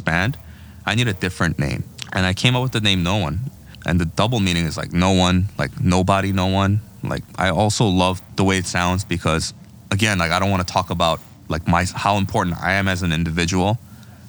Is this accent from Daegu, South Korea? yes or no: no; Seoul, South Korea; now in New York, United States; It's the name of my hometown in Korea, where I was born and raised